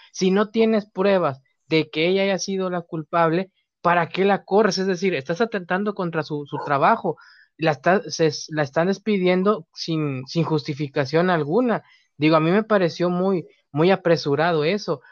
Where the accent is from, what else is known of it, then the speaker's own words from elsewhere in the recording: Mexico; aquí en México